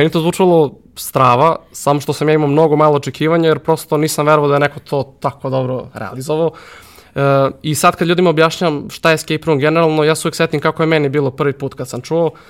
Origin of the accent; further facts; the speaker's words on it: Serbia; Kod nas u Srbiji